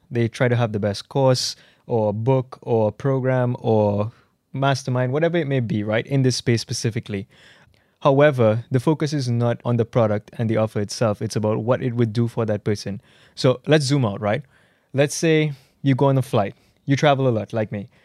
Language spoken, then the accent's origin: English; Trinidad & Tobago; I'm from the Caribbean, I'm from Trinidad and Tobago.